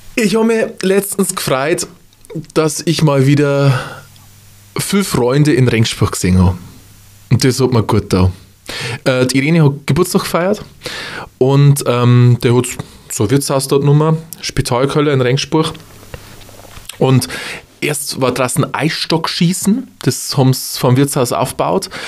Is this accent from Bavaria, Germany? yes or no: yes; Upper Palatinate, Bavaria, Germany; bei uns in der Oberpfalz